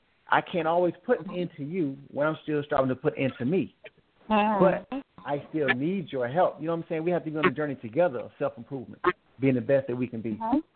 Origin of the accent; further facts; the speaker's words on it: the South, United States; I'm from the South